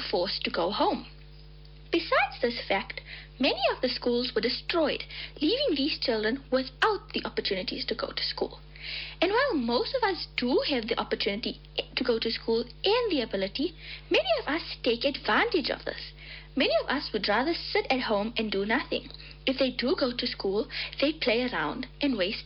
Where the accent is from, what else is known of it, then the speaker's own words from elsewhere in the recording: Belfast, Mpumalanga, South Africa; I am from Belfast, Mpumalanga.